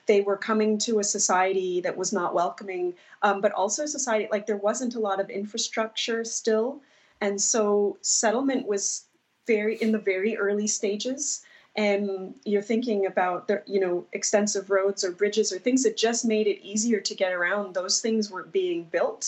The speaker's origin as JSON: {"language": "English", "area": "Cape Breton Island", "region": "Nova Scotia", "country": "Canada", "tie": "born or raised there", "said": "I grew up here on Cape Breton Island"}